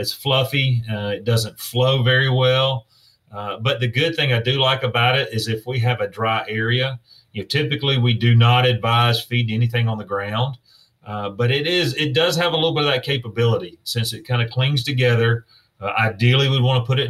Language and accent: English; South Georgia, United States; growing up in South Georgia, I grew up in a time when it was free